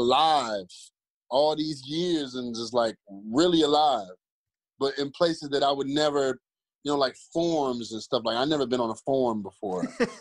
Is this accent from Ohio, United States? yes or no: yes; Cleveland, Ohio, United States; I'm from the same zip code as ….